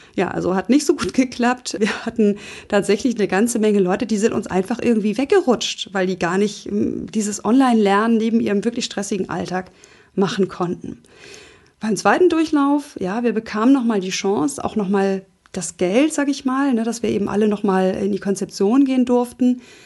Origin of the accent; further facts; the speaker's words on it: Hamburg, Germany; accent: Nordlicht; also born or lived in Flensburg; ich bin Nordlicht, also ich bin in Hamburg geboren